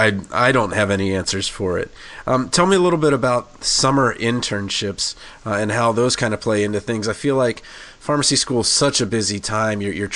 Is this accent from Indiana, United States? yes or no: no; Washington, District of Columbia, United States; Yeah, no, it's my hometown, and I really wish I could have made it out there.